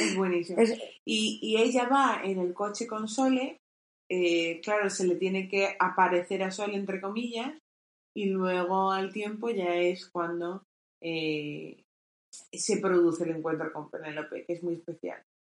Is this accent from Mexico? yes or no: no; Castilla-La Mancha, Spain; lo que ha sido donde nosotros nos hemos criado